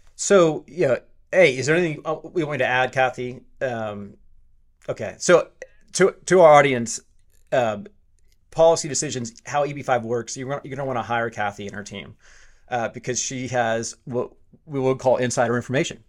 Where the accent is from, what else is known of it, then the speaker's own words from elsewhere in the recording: Texas, United States; I'm Texan